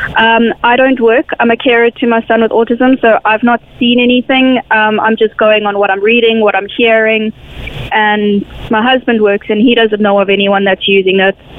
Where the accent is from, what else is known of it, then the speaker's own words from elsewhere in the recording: South Africa; now in Ireland; I come from South Africa